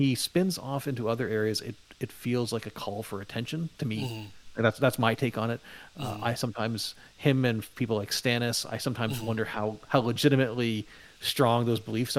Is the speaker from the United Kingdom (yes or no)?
no; Canada; now in Toronto area, Canada; where I grew up in Canada, winters were terrible. Where I live now, near the Toronto area, winters are not bad.